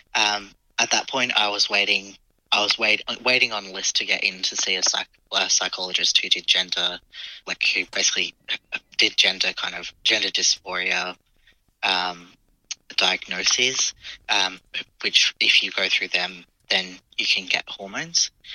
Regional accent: Adelaide, South Australia, Australia; I grew up in Adelaide

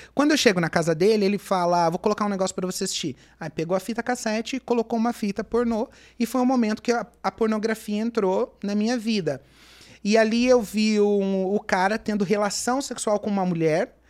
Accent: Mogi das Cruzes, São Paulo, Brazil; eu sou de Mogi das Cruzes

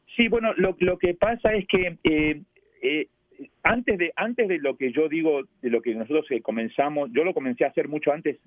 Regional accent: Argentina; born or raised there; also born or lived in New York, United States; now in United States

